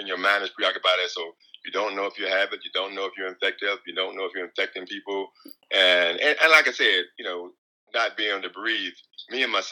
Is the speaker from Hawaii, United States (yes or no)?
yes; Hawaii, United States; now in San Diego, United States; I'm from Hawaii. Yeah, so we're in the San Diego area now.